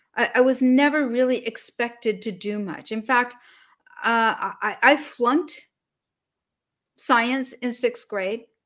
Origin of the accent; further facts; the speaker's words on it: Salt Lake City, Utah, United States; now in Martha's Vineyard, United States; Originally, I was born in Salt Lake City, Utah.